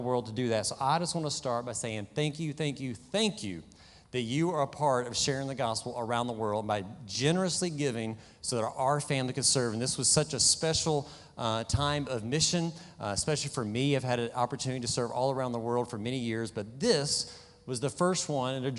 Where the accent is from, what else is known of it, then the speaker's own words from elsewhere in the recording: West Kentucky, United States; moved away; also born or lived in Kenya; I grew up back in the South and West Kentucky